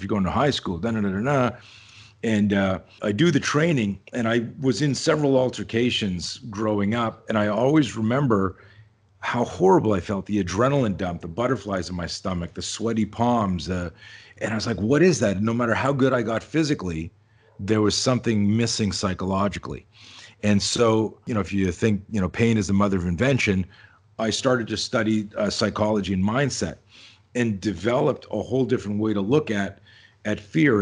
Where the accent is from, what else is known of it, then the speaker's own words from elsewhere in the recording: Canada; now in Southern California, United States; I grew up in Canada, I live in, in Southern California now, but I grew up in Canada